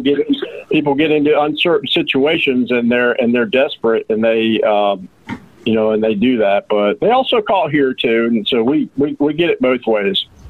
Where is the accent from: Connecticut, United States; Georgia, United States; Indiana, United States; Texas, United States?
Georgia, United States; Roswell; now in Rome, United States; I'm from Roswell, Georgia